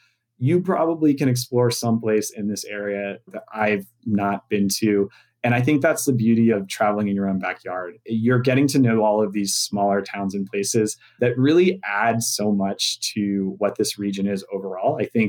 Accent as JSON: {"language": "English", "region": "Maryland", "country": "United States", "tie": "born or raised there", "said": "I grew up in Maryland. It's just a part of who I am."}